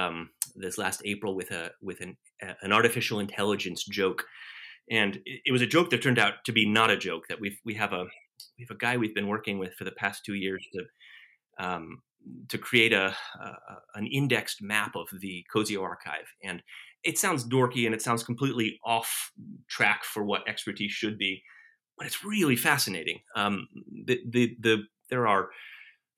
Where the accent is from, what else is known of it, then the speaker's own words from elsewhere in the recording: Alexandria, Virginia, United States; I grew up in Alexandria.